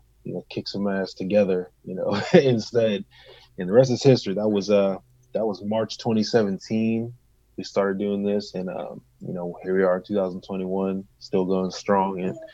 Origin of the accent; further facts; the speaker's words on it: Pittsburgh, Pennsylvania, United States; I'm actually from Pittsburgh, so I'm from here